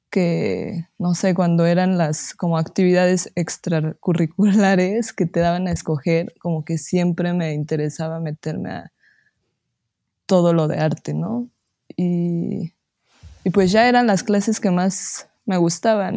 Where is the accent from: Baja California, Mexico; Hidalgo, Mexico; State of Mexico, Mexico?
Hidalgo, Mexico; Pachuca; soy de Pachuca, Hidalgo